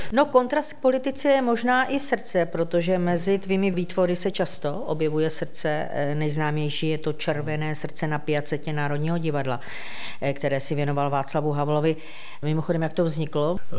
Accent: Ostrava, Moravian-Silesian Region, Czechia; já jsem z Ostravy

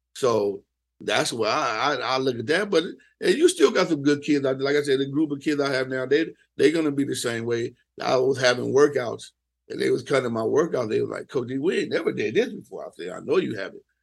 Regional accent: the Bay Area, California, United States; I'm from the Bay.

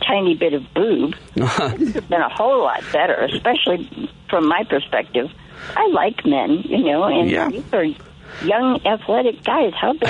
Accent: Chicago, Illinois, United States; I'm from Chicago, not I'm an American, that I'm from Illinois. I'm a Chicagoan, no matter where you are.

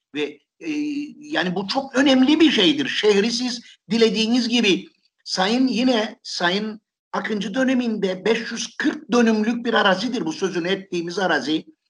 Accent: Nicosia, Cyprus; Bir Lefkoşalı olarak, bir S P'den yıllarca belediye meclisi üyesi olarak çalıştım ben.

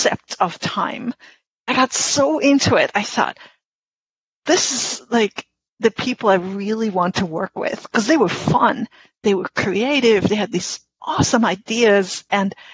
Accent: Germany; English is a second language; moved away as an adult; now in Albany, United States; I am a German English translator. I grew up in Germany, and I've been living in Albany, New York, where I've been living in the U.S. for more than 30 years

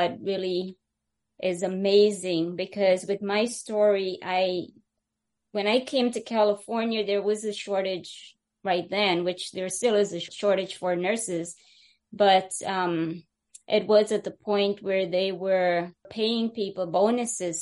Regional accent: Guyana; now in United States; I happen to be the one from British Guyana, and that's where I was born

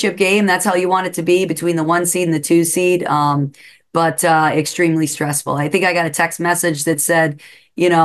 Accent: Pennsylvania, United States; now in New England, United States; I'm not from New England. I'm from Pennsylvania

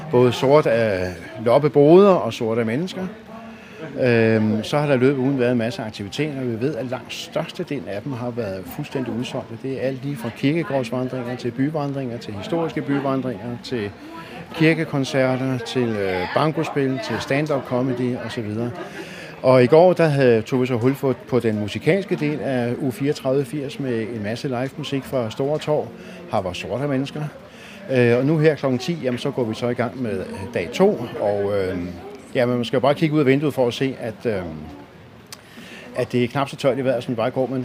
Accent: Denmark; og så er vi jo danskere

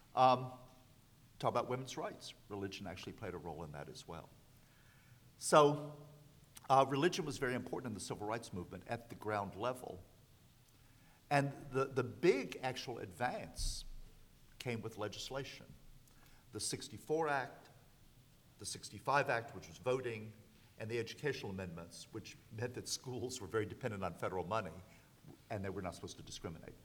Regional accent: the South, United States; I grew up in the South

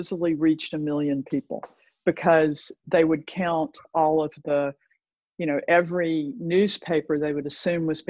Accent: Chattanooga, Tennessee, United States; also born or lived in New York City / Cortes Island; now in Vancouver, Canada; I'm from Chattanooga, Tennessee. And Chattanooga is a very interesting place. It certainly was when I was growing up there.

